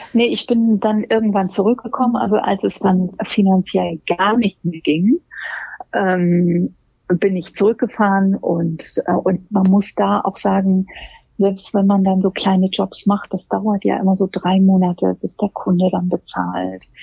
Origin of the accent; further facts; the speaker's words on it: Hamburg, Germany; also born or lived in London; Ich komme aus Hamburg